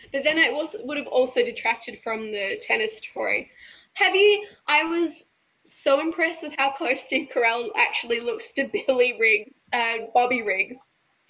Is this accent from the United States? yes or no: no; Australia; as an Australian